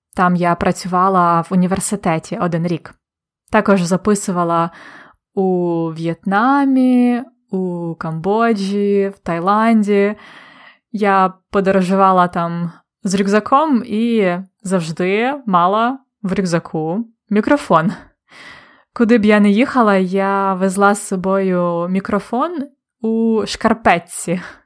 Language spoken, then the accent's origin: Ukrainian; Polonne, Khmelnytskyi Oblast, Ukraine; moved away; недалеко від міста Полонне, де я народилась і виросла